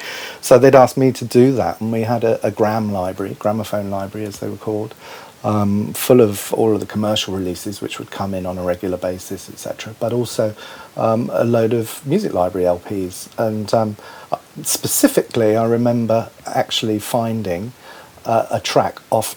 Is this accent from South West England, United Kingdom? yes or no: yes; Cornwall, South West England, United Kingdom; I grew up in Cornwall